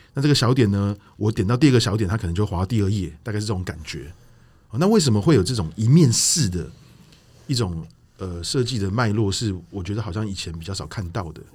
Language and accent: Chinese; Taiwan; 因为我们台湾人来讲